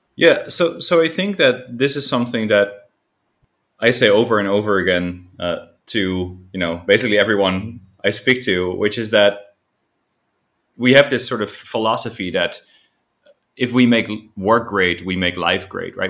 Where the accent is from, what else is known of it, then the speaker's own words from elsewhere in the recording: Amsterdam, North Holland, Netherlands; now in Ho Chi Minh City, Vietnam; I'm originally from Amsterdam, but, uh, I'm now living in, uh, in Vietnam, in Ho Chi Minh City